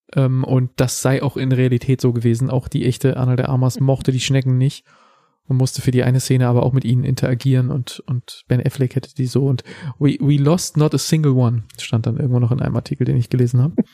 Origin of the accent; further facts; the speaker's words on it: Germany; in unserem Volk